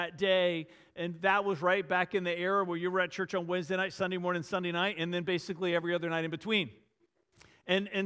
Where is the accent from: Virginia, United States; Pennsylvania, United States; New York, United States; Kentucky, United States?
Virginia, United States; Varina; a little country Episcopal church in the small town Verina where I grew up just outside of Richmond